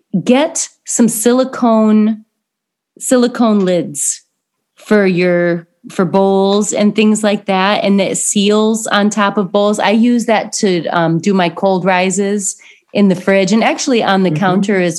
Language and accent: English; Indiana, United States; I'm from Indiana.